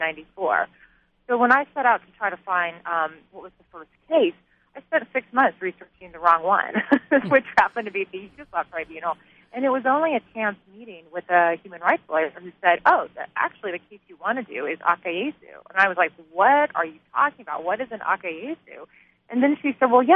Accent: Yorba Linda, California, United States; I grew up in Yorba Linda. I went to Esperanza High School

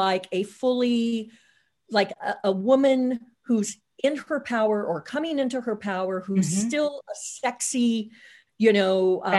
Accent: Tornado Alley, United States; I grew up in Tornado Alley. So I was very familiar with having to run down to the basement, you know, for tornado

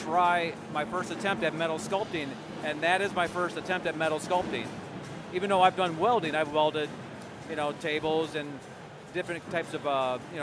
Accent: Clearwater, Florida, United States; I'm from Clearwater

